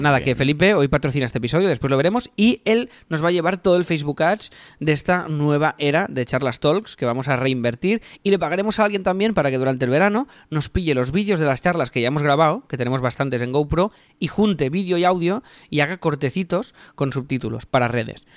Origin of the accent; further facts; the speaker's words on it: Catalonia, Spain; somos catalanes